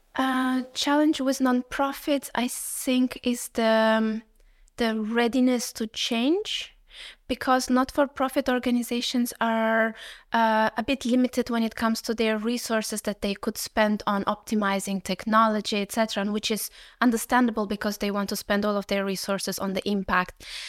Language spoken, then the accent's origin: English; Uzbekistan; moved away; I come originally from Uzbekistan